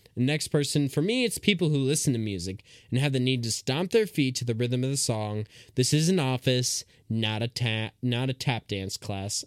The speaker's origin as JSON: {"language": "English", "country": "United States", "said": "I'm an American"}